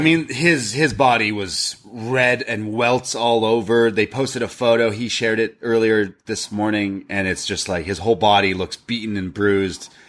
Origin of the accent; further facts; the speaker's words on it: Canada; I'm Canadian